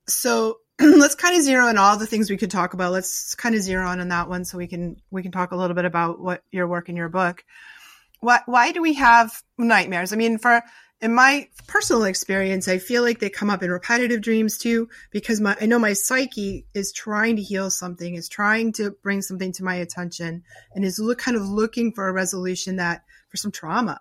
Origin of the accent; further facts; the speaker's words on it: Newton, Massachusetts, United States; now in Rhode Island, United States; I live in Rhode Island now, but I grew up in Newton